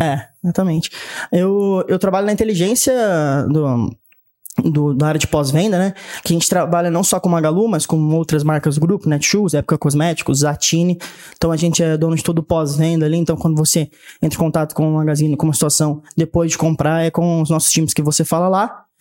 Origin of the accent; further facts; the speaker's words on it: Catanduva, São Paulo, Brazil; moved away as an adult; also born or lived in Ribeirão Preto; now in Franca, Brazil; Sou natural de Ribeirão Preto, mas cresci e morei grande parte da minha vida em Catanduva